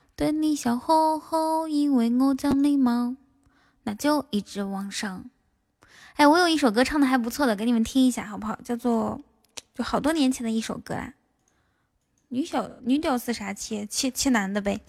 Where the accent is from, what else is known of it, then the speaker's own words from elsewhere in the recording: Inner Mongolia, China; 我是一个内蒙古西北的小姑娘